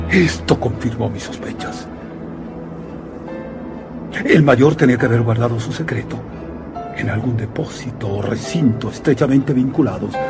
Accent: Spain; soy periodista español

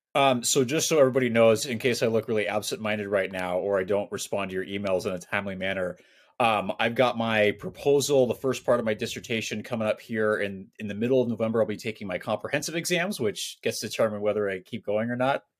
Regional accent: Scotland, United Kingdom; I'm Scottish

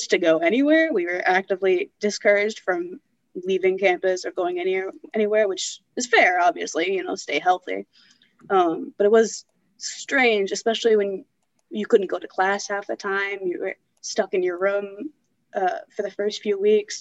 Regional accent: Massachusetts, United States; I grew up in Mass

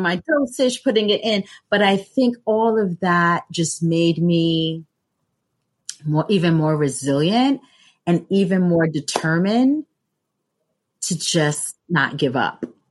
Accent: New York City, New York, United States; I grew up in Brooklyn

